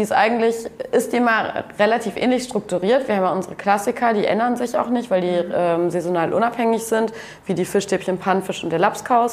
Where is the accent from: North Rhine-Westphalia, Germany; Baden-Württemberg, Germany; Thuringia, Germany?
North Rhine-Westphalia, Germany; moved away as an adult; now in Kiel, Germany; wir kommen ja auch beide aus NRW, aber auch aus unterschiedlichen Städten